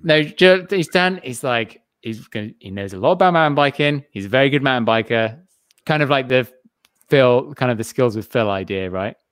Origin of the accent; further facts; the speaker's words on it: England, United Kingdom; I'm English